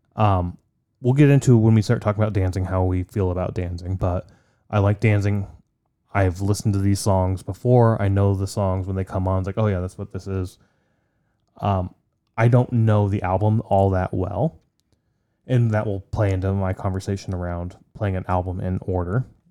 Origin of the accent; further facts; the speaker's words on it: Poland; now in United States; I'm from Poland. I have great pride for my, where, my heritage